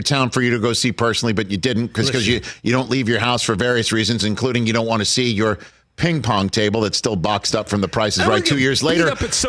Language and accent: English; New York City, New York, United States; I tell people I'm from Staten Island